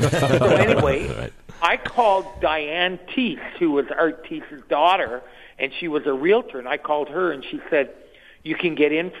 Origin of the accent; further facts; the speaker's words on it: Canadian Maritimes, Canada; moved away; I grew up in the Canadian Maritimes